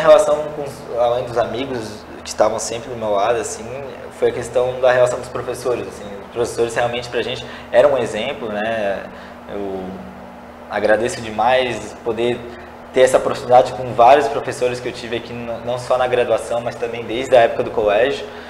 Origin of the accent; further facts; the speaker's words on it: São José, Santa Catarina, Brazil; Eu nasci e cresci aqui em São José, no bairro no Cobrasol